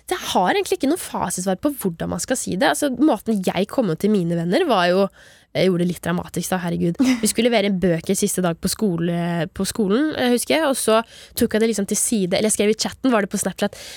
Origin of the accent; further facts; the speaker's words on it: Grimstad, Agder, Norway; Jeg er fra Grimstad.